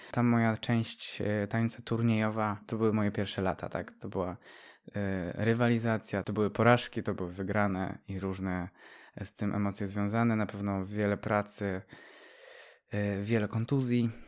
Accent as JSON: {"language": "Polish", "town": "Pilzno", "region": "Subcarpathian Voivodeship", "country": "Poland", "tie": "born or raised there", "also_born_or_lived": "Dębica", "said": "urodziłem się w Dębicy, w szpitalu w Dębicy, ale ogólnie pochodzę z małej miejscowości jeszcze mniejszej, Pilzno"}